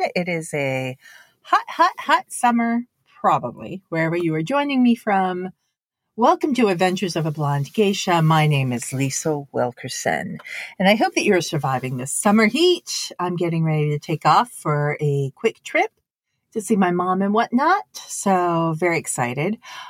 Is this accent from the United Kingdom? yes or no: no; Japan; now in United States; I'm coming from Japan, which is the land of sushi, right? If you do want to have the best sushi in the world, obviously you can find it in Japan. So why would I move here to the US